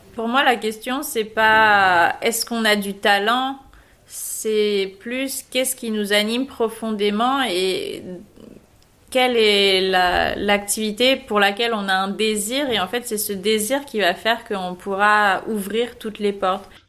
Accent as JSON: {"language": "French", "region": "south of France", "country": "France", "moved": "as an adult", "lives_now": "Paris, France", "said": "je viens du sud de la France. Il y a une dizaine d'années, je suis venue euh, à Paris"}